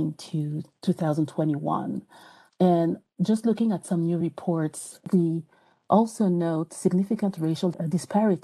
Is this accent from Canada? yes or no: no; France; English is a second language; moved away as an adult; now in United States; even though I still have an accent, I'm from France. So moving to the U.S.